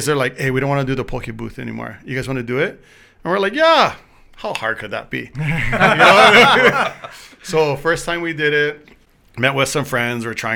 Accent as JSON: {"language": "English", "region": "Hawaii", "country": "United States", "tie": "born or raised there", "also_born_or_lived": "Las Vegas, Nevada", "moved": "as an adult", "said": "I'm from Eastside"}